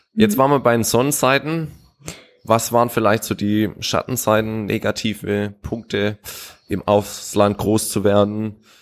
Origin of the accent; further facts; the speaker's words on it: Weinsberg, Baden-Württemberg, Germany; moved away as an adult; also born or lived in Malawi; meine Heimat ist ganz klar Weinsberg, aber ich groß geworden, habe 18 Jahre gewohnt